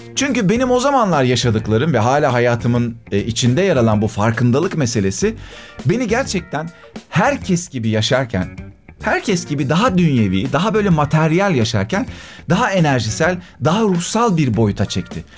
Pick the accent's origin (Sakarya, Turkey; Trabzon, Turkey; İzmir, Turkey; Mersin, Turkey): Sakarya, Turkey; Akyazı; moved away as an adult; also born or lived in Adapazarı / Eskişehir; now in Istanbul, Turkey; Ben Akyazı'da büyüdüm.